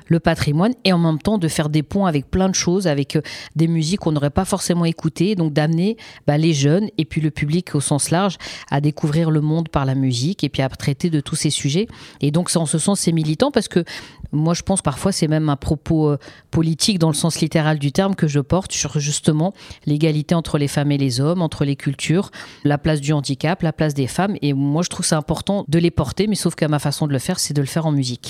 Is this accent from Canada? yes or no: no; Seine-Saint-Denis, Île-de-France, France; also born or lived in Paris; moi j'ai grandi en Seine-Saint-Denis